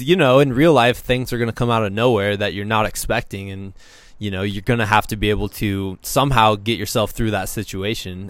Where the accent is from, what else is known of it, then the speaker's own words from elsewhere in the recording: Muscatine, Iowa, United States; moved away as an adult; now in Colorado, United States; I'm from Muscatine